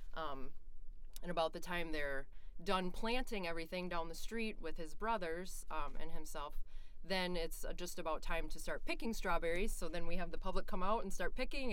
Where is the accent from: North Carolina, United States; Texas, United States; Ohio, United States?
Ohio, United States; northeast of Cleveland; also born or lived in Bozeman, Montana; now in Minnesota, United States; I grew up in Ohio, uh, northeast of Cleveland, mm-hmm. and I grew up on a dairy farm